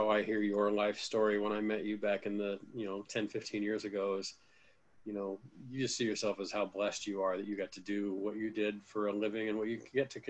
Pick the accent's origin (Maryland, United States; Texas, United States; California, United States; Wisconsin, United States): California, United States; Fullerton; I was a general manager of an independent minor league baseball team in Fullerton, my hometown.